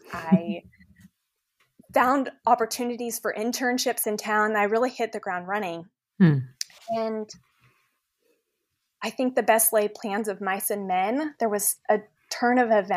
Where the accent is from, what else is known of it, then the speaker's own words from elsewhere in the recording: Dallas, Texas, United States; also born or lived in Washington, D.C.; I was born in Washington, D.C., and thankfully we were able to move to some pretty wonderful cities. And we settled in Dallas when I was in middle school.